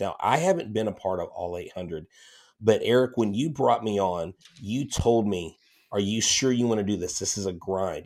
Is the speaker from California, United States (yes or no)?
no; Texas, United States; I'm from Texas